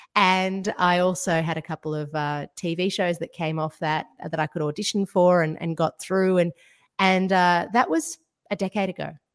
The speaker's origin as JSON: {"language": "English", "country": "Georgia", "tie": "born or raised there", "moved": "yes", "lives_now": "Australia", "said": "I grew up in Georgia in the former Soviet Union"}